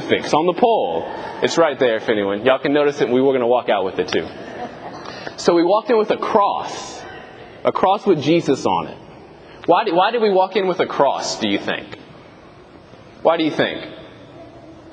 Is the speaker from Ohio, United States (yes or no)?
no; Thibodaux, Louisiana, United States; now in Houma, United States; I'm currently assigned to Annunciata in Houma, but I'm originally from Thibodaux